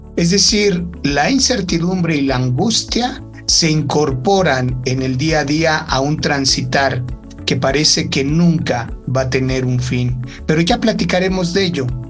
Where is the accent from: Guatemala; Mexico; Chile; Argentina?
Mexico; cuando fui a trabajar a la comarca lagunera, en Torreón, el tema de la delincuencia organizada estaba en su momento más álgido en mi país.